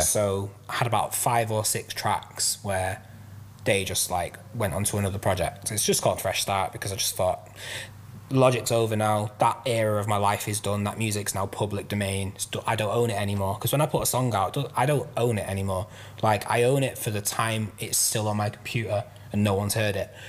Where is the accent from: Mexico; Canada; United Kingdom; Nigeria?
United Kingdom; Manchester, North West England; also born or lived in London; now in Bury, United Kingdom; I grew up in South Manchester